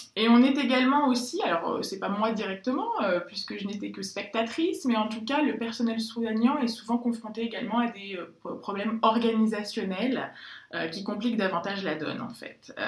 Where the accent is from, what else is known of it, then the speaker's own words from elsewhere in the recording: France; je suis française, je le revendique et j'en suis très fière